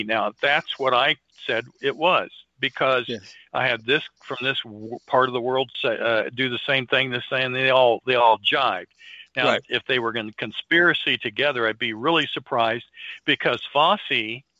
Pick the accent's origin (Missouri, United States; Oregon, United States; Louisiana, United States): Missouri, United States; Now we've been shown, again, I'm from Missouri.